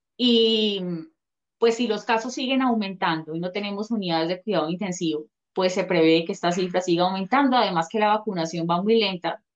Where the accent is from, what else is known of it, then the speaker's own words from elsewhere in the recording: Colombia; nosotros como colombianos, ciudadanos